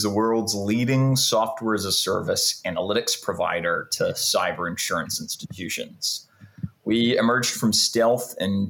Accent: New Zealand; also born or lived in Canada / United Kingdom; now in California, United States; I was born in Canada. I grew up in New Zealand, went to school in the UK, and have been in California for the last 15 or so years.

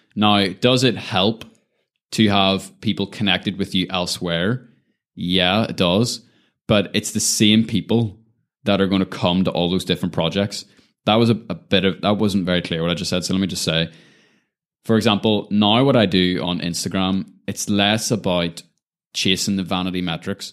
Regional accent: Lisburn, Northern Ireland, United Kingdom; moved away as an adult; also born or lived in Belfast / New York City; Always grew up in kind of that Lisburn environment

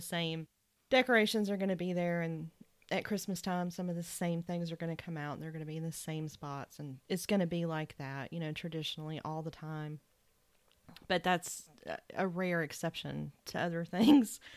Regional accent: Macon, Georgia, United States; Hoke is from Macon and so am

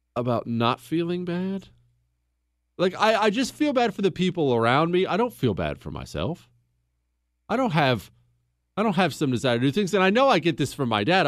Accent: Montana, United States; also born or lived in Ohio; we moved to Montana when I was 10 years old

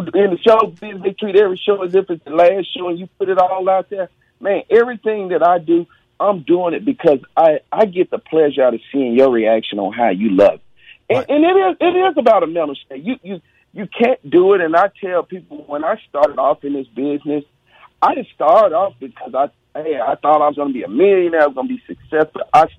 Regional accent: Mississippi, United States; I'm from Mississippi. I probably eat a lot of collard greens with my hands.

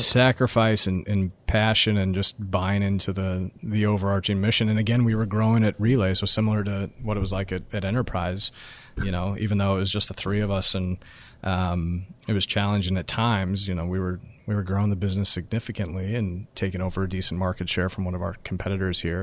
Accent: about an hour north of Denver, Colorado, United States; now in New York, United States; my hometown, which, again, is about an hour north of, of, of Denver and Colorado

